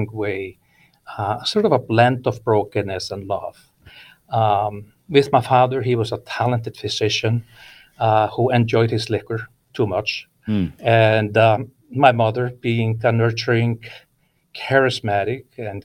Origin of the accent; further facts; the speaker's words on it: Iceland; English is a second language; moved away as an adult; now in California, United States; I was born and raised in Iceland